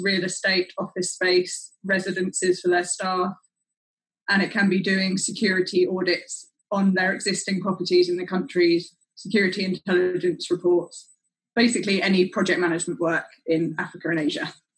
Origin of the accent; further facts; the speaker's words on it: London, United Kingdom; I'm from London and I work as an emerging markets consultant